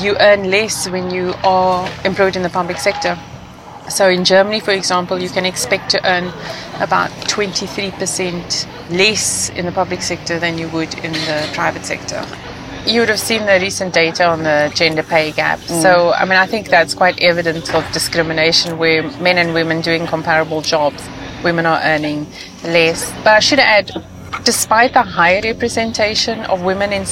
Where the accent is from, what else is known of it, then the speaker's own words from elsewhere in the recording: South Africa; moved away; I was born in South Africa during apartheid, and I saw a lot of inequality